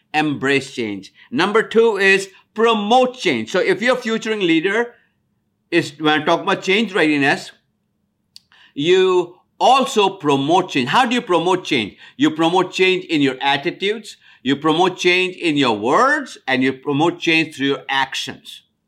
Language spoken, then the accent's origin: English; India; moved away as an adult; now in United States; I'm from India. When I came to America in nineteen seventy-two